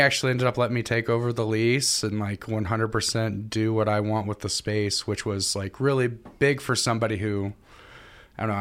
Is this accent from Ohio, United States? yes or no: no; Eldon, Missouri, United States; also born or lived in Ashland, Missouri; now in Columbia, United States; I'm from Eldon, Missouri.